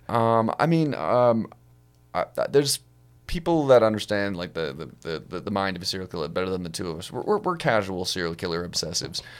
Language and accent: English; Ohio, United States; I'm from Ohio